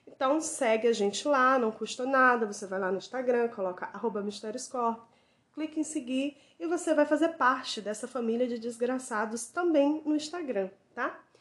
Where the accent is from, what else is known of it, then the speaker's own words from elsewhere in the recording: Ceará, Brazil; moved away; lá na minha terrinha no Ceará